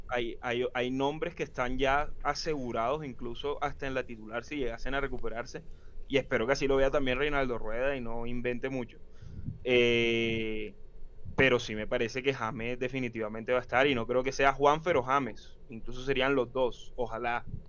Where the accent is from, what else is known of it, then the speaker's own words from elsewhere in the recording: Colombia; como hincha colombiano